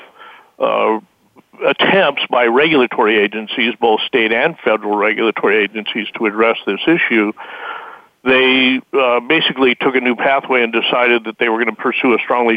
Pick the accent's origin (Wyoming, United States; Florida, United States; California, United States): Wyoming, United States; I was raised in Wyoming